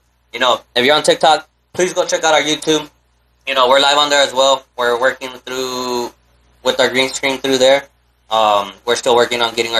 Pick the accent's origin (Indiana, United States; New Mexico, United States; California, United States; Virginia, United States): New Mexico, United States; Roswell; Some crazy images, history about our hometown, Roswell, New Mexico. If you don't know where we're from Roswell, New Mexico.